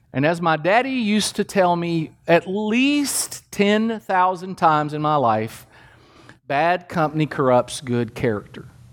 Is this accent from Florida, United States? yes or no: no; Kentucky, United States; I grew up in Kentucky